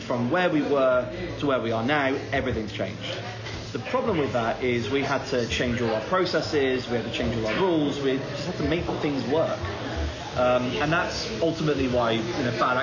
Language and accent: English; South West England, United Kingdom; I am from the southwest of England, so my team is Bristol City